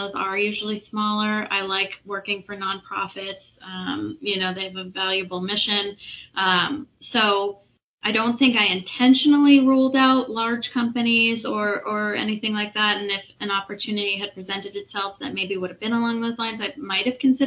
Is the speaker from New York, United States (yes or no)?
no; Framingham, Massachusetts, United States; also born or lived in Marlborough, Massachusetts / Leicester, Massachusetts; I grew up in Framingham